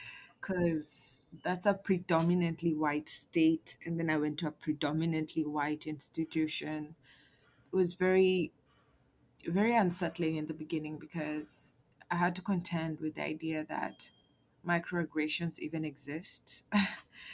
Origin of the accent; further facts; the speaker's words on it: Kenya; moved away as an adult; now in Bay Area, United States; I'm from Kenya.